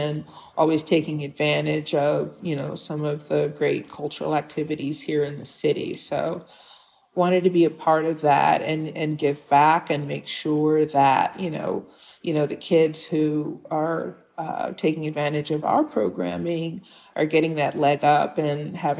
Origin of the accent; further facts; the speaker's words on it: Detroit, Michigan, United States; It's my hometown. And, you know, I had a wonderful childhood in Detroit. You know, I went to Detroit public schools, K through 12.